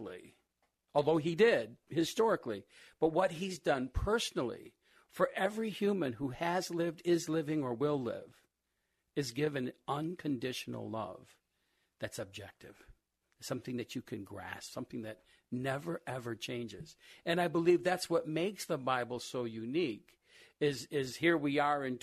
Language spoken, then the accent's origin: English; Rochester, United States; I grew up here in Rochester and went to school